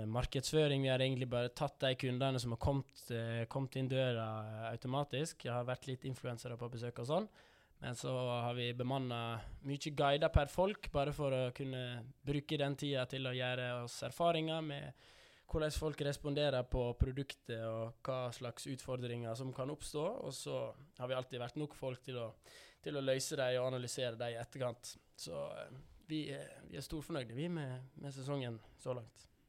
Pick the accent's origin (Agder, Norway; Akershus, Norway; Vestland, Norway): Vestland, Norway; Davik; oppveksten på Davik, den har vært uh, top notch